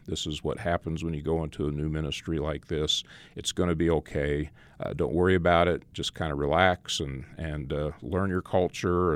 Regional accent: Phoenix, Arizona, United States; moved away as an adult; also born or lived in Nebraska; now in Morton, United States; I grew up in Phoenix

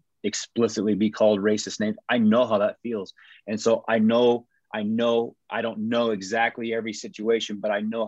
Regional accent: Taos, New Mexico, United States; moved away; also born or lived in Memphis, Tennessee; growing up in Taos, New Mexico

